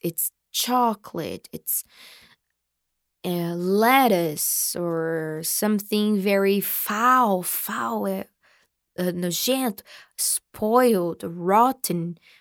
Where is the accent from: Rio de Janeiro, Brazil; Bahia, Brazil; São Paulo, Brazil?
São Paulo, Brazil; Marília; I was born in Marília. I was raised. I grew up in Marília. Okay? So Marília is my hometown